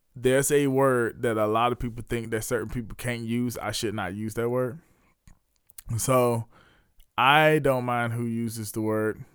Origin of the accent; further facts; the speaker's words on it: Leesville, South Carolina, United States; my hometown of Bates Square, Leesville, South Carolina